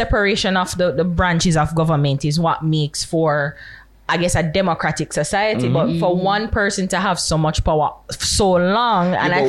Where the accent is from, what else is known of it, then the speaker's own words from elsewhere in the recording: Jamaica; No, I am a Jamaican first.